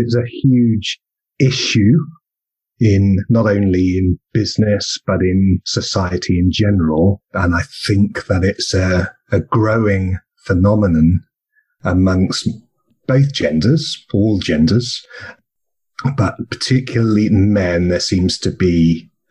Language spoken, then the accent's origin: English; England, United Kingdom; now in Australia; I come from England, and we're both in Australia